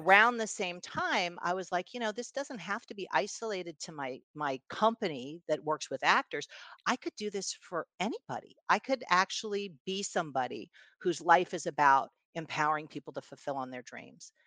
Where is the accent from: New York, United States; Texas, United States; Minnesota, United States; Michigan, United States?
New York, United States; New York City; I was, uh, born in New York City and raised in New York City